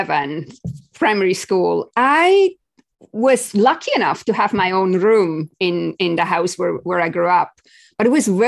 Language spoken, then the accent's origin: English; Switzerland; I grew up in Switzerland